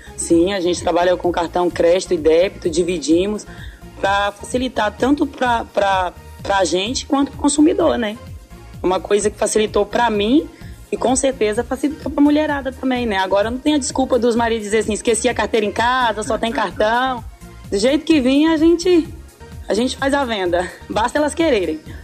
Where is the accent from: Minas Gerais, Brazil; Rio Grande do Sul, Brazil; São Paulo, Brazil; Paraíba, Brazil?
Minas Gerais, Brazil; north of; A gente vem do norte de Minas